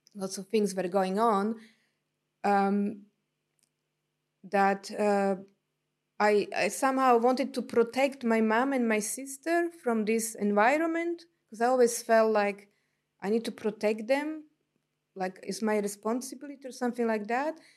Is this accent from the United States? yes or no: no; Slovakia; English is a second language; moved away as an adult; also born or lived in London, England / New Zealand; now in Tauranga, New Zealand; I was born in Slovakia, then ex-Czechoslovakia. It was, uh, in communist e-, era. And then by the time I left the country, I was twenty years old.